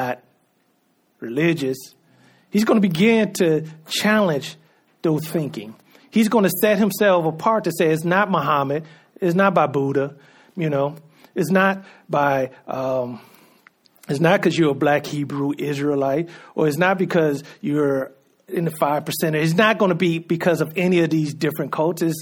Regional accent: United States

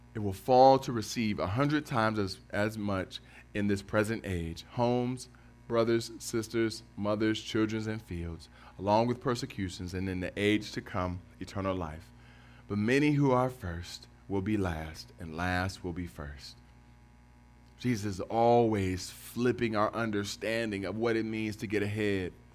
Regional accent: Cleveland, Ohio, United States; born or raised there; moved away as an adult; now in Detroit, United States

